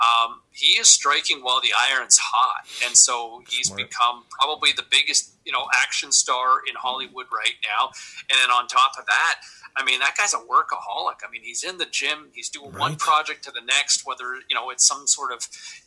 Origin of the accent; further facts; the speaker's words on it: Ottawa, Ontario, Canada; I grew up in Ottawa.